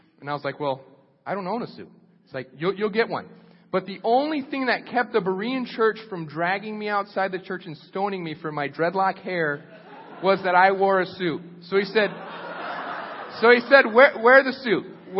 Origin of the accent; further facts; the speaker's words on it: Costa Rica; When I was 16 years old, I grew up in Costa Rica, so I went to youth group. My parents were missionaries.